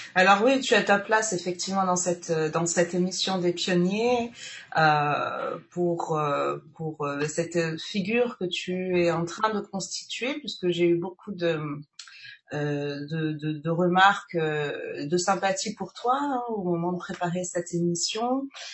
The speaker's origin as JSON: {"language": "French", "country": "French Guiana", "tie": "born or raised there", "said": "Guyane, d'ailleurs ma, ma terre natale"}